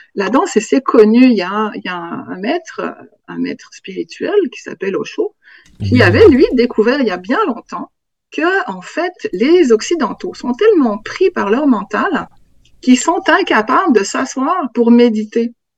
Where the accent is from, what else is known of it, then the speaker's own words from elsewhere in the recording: Switzerland; moved away as an adult; also born or lived in Africa; now in Quebec, Canada; je suis née en Afrique de parents suisses qui travaillaient là-bas. Et en, fait, je suis revenue en Suisse j'avais quatre mois.